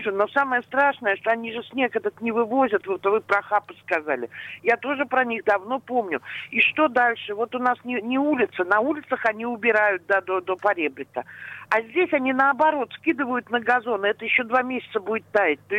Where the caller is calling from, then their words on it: Pushkin, Saint Petersburg, Russia; Здравствуйте, я вот из Пушкина вас беспокою.